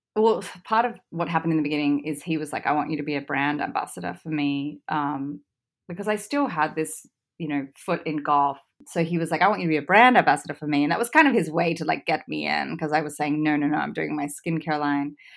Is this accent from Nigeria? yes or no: no; Australia; moved away; I grew up in Australia